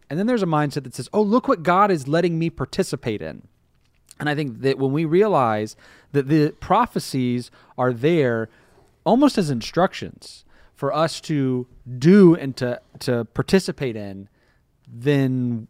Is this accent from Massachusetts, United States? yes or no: no; Tampa, Florida, United States; born there; also born or lived in Crystal River / Michigan / Arkansas / Tallahassee; I mean, I was born here in Tampa. I've lived in Crystal River. I've lived in Michigan and Arkansas. I lived in Tallahassee.